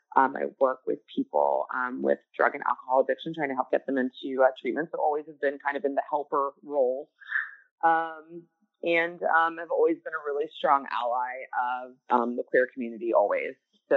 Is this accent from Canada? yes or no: no; Atlanta, Georgia, United States; I've always lived in Atlanta all my life. I'm from Atlanta